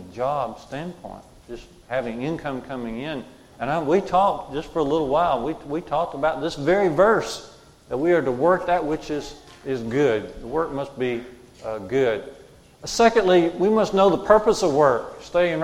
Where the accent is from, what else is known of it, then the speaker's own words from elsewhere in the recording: Jasper, Alabama, United States; When I was in junior college in my hometown of Jasper